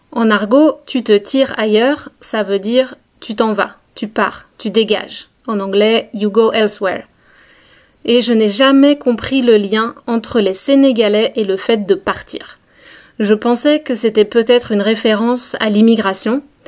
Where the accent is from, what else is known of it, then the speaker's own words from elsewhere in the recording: France; quand on habite dans une petite ville de province, comme là où j'ai grandi